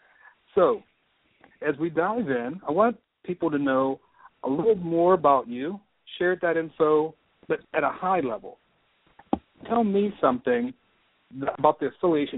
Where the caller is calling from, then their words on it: Houston, Texas, United States; I just want to let you know that I'm calling you from Houston, Texas.